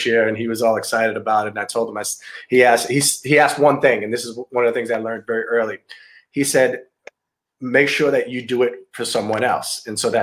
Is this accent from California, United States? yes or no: no; New York City, New York, United States; Growing up in Brooklyn